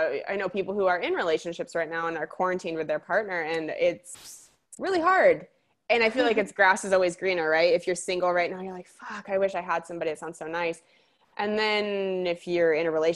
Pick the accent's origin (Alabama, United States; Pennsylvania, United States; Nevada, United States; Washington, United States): Washington, United States; Spokane; moved away; a lot of people assume I'm from the Midwest because Spokane is more of that energy